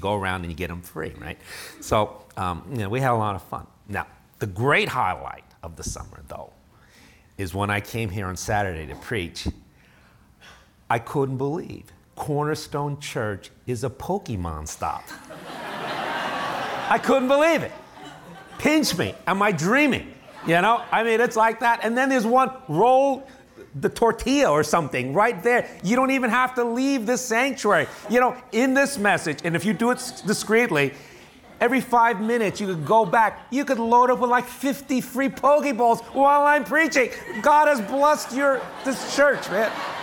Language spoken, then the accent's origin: English; New York City, New York, United States; moved away as an adult; also born or lived in Chicago; I grew up in New York City, 21 years